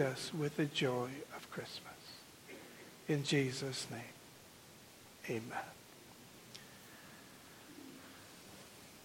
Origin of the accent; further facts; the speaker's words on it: Southern California, United States; moved away as an adult; now in Arizona, United States; I grew up in Southern California and then have lived all of my adult life in Arizona.